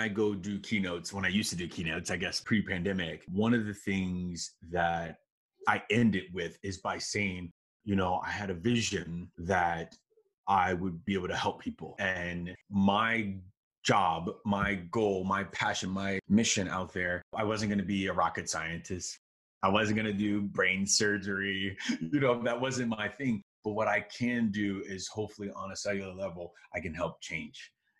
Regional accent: Chicago, Illinois, United States; Like myself, I'm from Chicago. We've had 3 family members pass away from COVID.

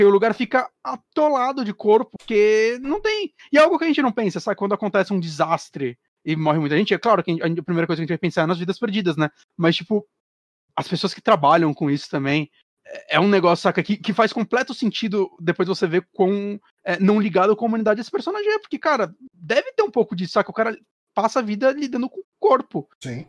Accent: Brazil; a gente, como brasileiro

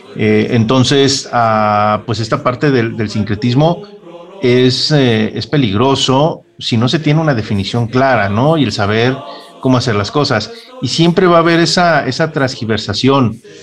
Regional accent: Mexico; parte de mi historia como, como mexicano.

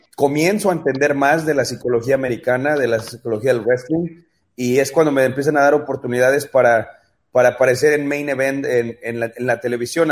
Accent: Mexico; como luchador mexicano

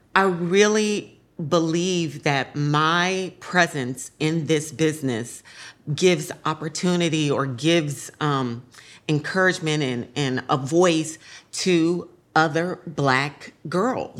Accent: San Francisco, California, United States; I grew up in San Francisco

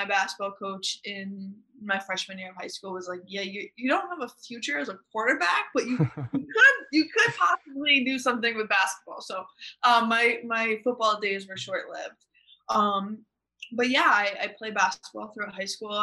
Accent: Connecticut, United States; I'm from Connecticut

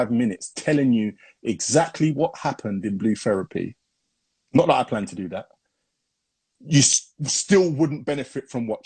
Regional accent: Hackney, London, United Kingdom; born there; Yeah. I was born

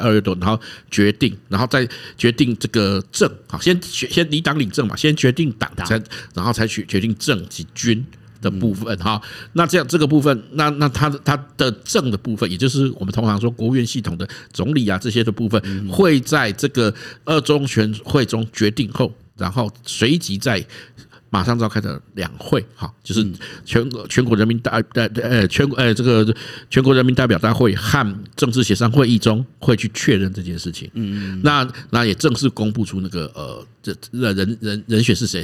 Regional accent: Taiwan; 我们台湾人

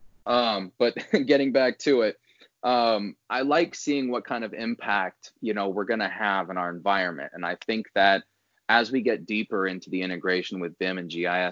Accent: Northwest Indiana, United States; I grew up in Northwest Indiana.

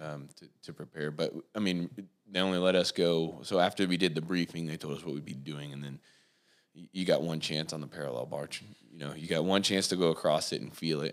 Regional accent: Warsaw, Indiana, United States; I was born here in Warsaw, and I, um, actually went to school just outside of Warsaw

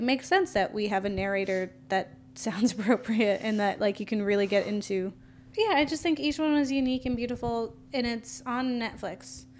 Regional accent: Florida, United States; I'm from Florida

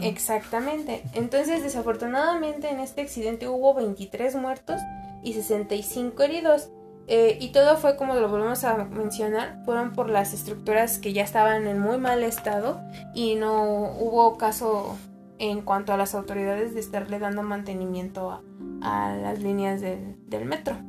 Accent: Mexico; also born or lived in Mexico City; como buen mexicano

